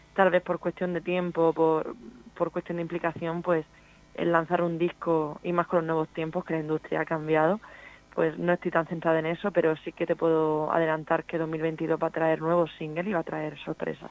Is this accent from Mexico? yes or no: no; Cartagena, Region of Murcia, Spain; mis raíces son por Maneras o sea, yo vengo realmente de Man además de Cartagena